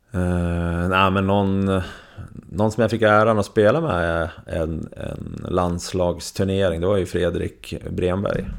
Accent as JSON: {"language": "Swedish", "town": "Surahammar", "region": "Västmanland", "country": "Sweden", "tie": "born or raised there", "also_born_or_lived": "Västerås, Sweden", "moved": "yes", "lives_now": "Leksand, Sweden", "said": "jag växte upp med i Surahammar med Tommy Salo"}